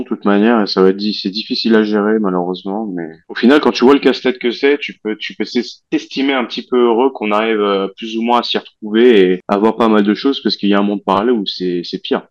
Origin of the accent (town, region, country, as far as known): France